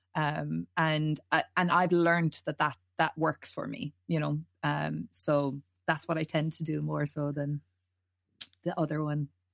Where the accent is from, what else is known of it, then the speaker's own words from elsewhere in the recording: County Mayo, Connacht, Ireland; we're all proud people from Mayo